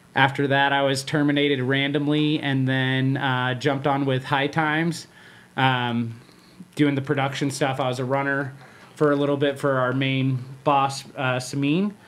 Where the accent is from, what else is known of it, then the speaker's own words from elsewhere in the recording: Riverside, California, United States; moved away as an adult; also born or lived in Orange County; now in Las Vegas, United States; I grew up in Riverside, California.